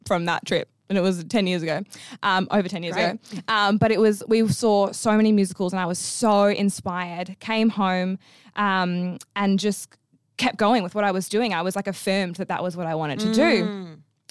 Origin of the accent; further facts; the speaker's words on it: Perth, Western Australia, Australia; I'm from Perth, Western Australia